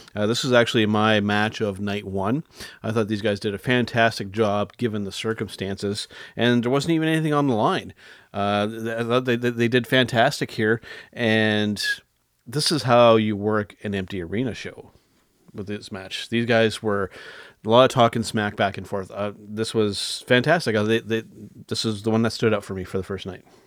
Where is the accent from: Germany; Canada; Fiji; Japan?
Canada; as a Canadian